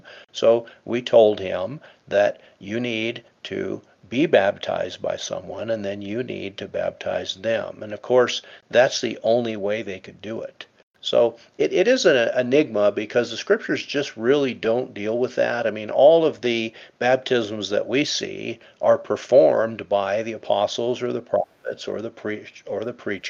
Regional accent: England, United Kingdom; I was born in England, and I was christened into the Anglican

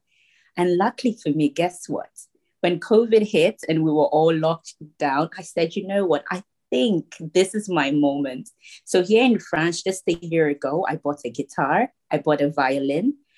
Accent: Koforidua, Eastern Region, Ghana; I was born in a town called Koforidua in the eastern region of Ghana

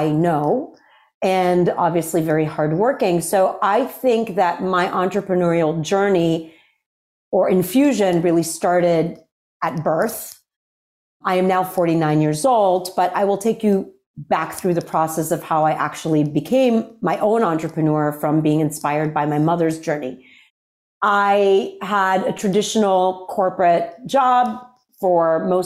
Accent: Worcester, Massachusetts, United States; I grew up in Worcester, Massachusetts

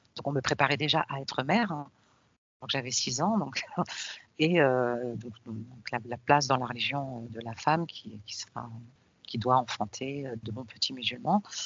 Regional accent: Paris, Île-de-France, France; je suis née en France, née à Paris au début des années 70

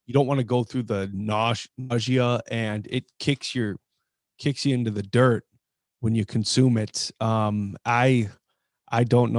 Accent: Mississippi Valley, Midwest, United States; the valley I grew up in the Mississippi Valley

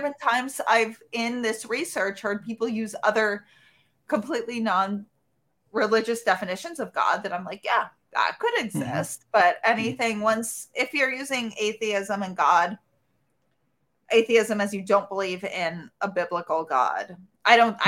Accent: New York City, New York, United States; I grew up in New York City in Manhattan

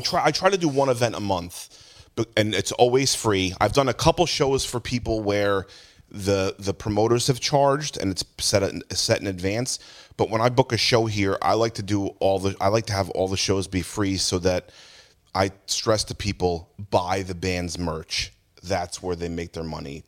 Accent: Jackson, New Jersey, United States; I used to go to like backyard shows in Tom's River when I grew up in Jackson

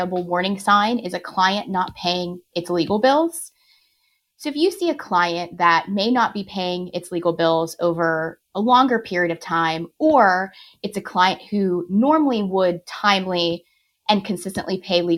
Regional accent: Pittsburgh, Pennsylvania, United States; I'm born and raised in Pittsburgh and certainly will never leave

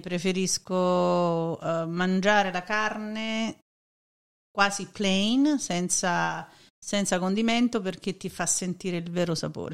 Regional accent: Naples, Campania, Italy; now in United States; sono proprio di Napoli

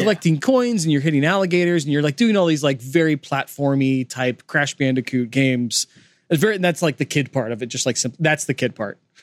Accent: California, United States; also born or lived in Los Angeles, California (college); We grew up in California

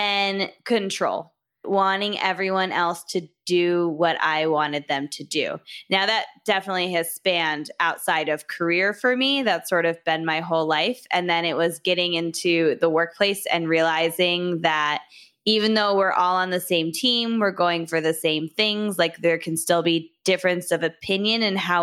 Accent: Michigan, United States; I'm from Michigan. I went to college here.

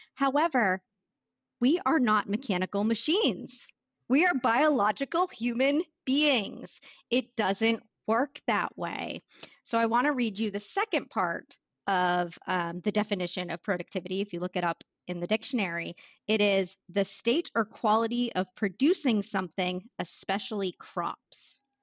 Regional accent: Wells, Maine, United States; I grew up in Wells, Maine

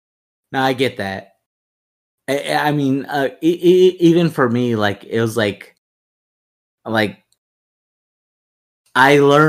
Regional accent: United States; I'm American. I live here my whole life. I just learned Spanish

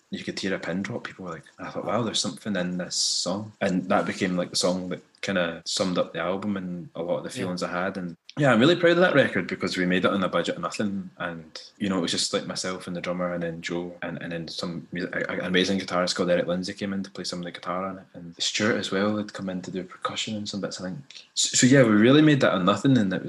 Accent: Scotland, United Kingdom; I'd grown up mixed race in Scotland, like with a black parent and a white parent

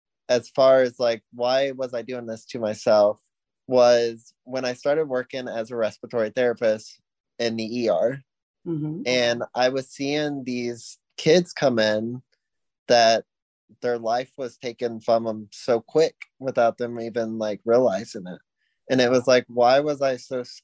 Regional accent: Mason, Ohio, United States; moved away as an adult; now in Chattanooga, United States; I am from Mason, Ohio

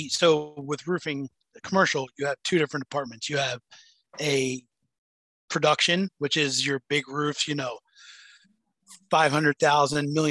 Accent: United States; accent: American; also born or lived in England; I was a gold a gold mine over there being American.

